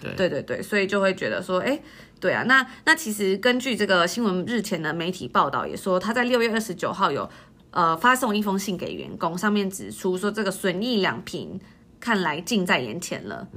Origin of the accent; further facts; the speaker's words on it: Taiwan; moved away; 我们在台湾长大